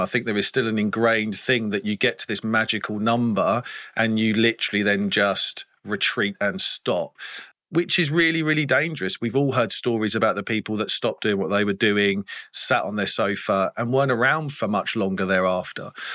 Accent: England, United Kingdom; as an English person

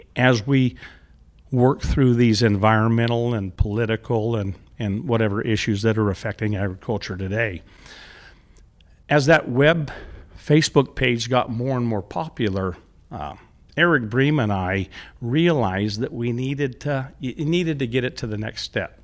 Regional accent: Central California, United States; also born or lived in Selma, California; growing up in Central California in the fifties and the sixties

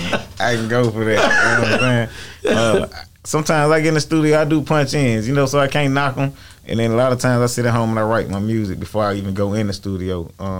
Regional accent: Atlanta, Georgia, United States; also born or lived in Miami, Florida; Born in Miami, Florida. Yeah. I was actually, you know, raised most of my life in Atlanta.

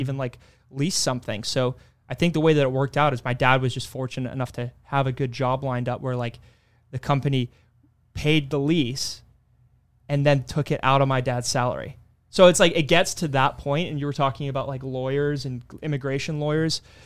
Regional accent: Kilmarnock, Scotland, United Kingdom; also born or lived in Texas; now in United States; growing up in Scotland, we had, you know, the school system as is

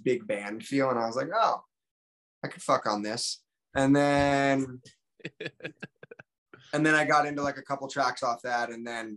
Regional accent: New Jersey, United States; now in Los Angeles, United States; I grew up in New Jersey

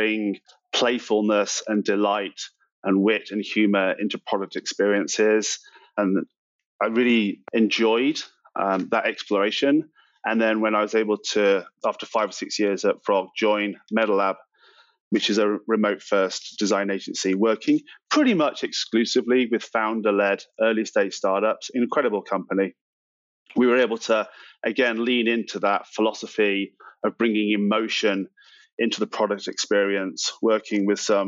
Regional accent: United Kingdom; moved away as an adult; now in United States; I'm from the UK originally. I moved to the US about 15 years ago now

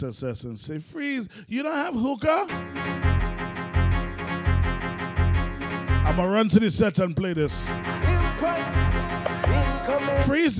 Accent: Trinidad & Tobago; I am a Trinidadian man before anything else

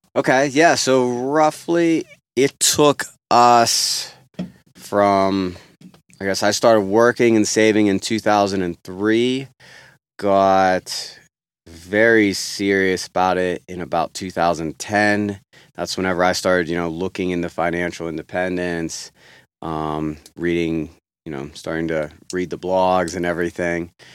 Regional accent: Pennsylvania, United States; moved away as an adult; also born or lived in New Mexico; growing up in Pennsylvania

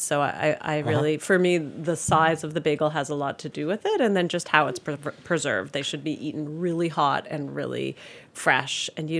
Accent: Toronto, Ontario, Canada; now in New York, United States; I'm from like bagel land. Like near my house where I grew up in Toronto, there was Bagel World and Bagel Plus, both within 3-block walks.

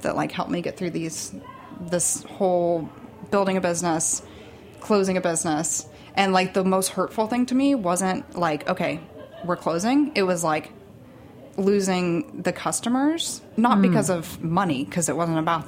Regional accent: Arizona, United States; also born or lived in Texas; now in Brooklyn, United States; I was born in Texas, very briefly was there for like 6 months of my life, moved to Arizona

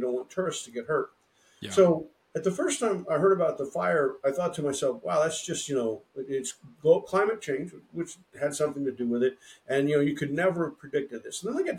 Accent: Oklahoma, United States; moved away; also born or lived in Illinois; I grew up in Oklahoma where in the 1960s, you didn't have the technology we did today.

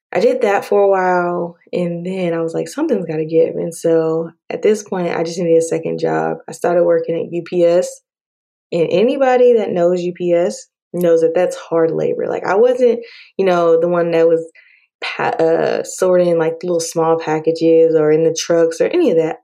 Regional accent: Dallas Fort Worth area, Texas, United States; also born or lived in Prince George's County, Maryland; I was raised in Texas, Dallas Fort Worth area

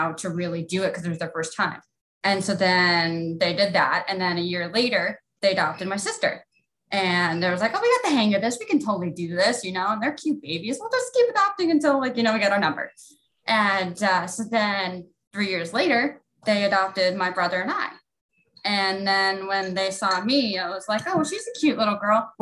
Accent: New Boston, United States; also born or lived in Russia; I grew up in a small town named New Boston

